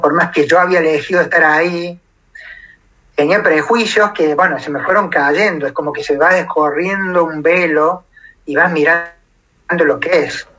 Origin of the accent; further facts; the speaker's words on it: Córdoba, Argentina; moved away as an adult; pensando que me volvía a mi Córdoba, porque estoy a 1250 kilómetros de mi ciudad natal